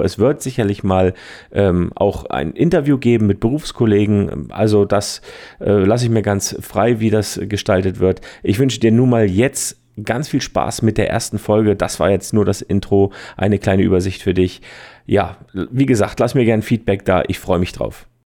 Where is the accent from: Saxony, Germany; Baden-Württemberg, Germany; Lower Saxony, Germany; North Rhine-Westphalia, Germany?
Baden-Württemberg, Germany; Heidelberg; also born or lived in Switzerland; Ich bin aus Heidelberg in der Nähe aus Schwetzingen, Fotograf und Trainer